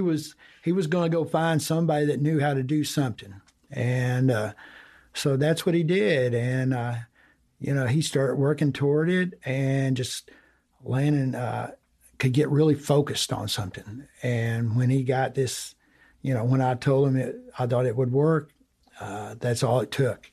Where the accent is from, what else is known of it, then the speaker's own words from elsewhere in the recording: Breckinridge County, Kentucky, United States; I'm, I'm from Breckenridge County. It's down, it's about an hour southwest of Louisville, midway between Owensboro and Louisville